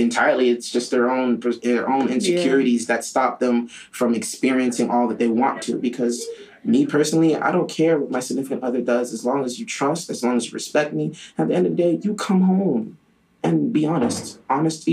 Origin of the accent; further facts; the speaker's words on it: Miami, Florida, United States; also born or lived in Ghana; I was raised in Miami, but I'm from Ghana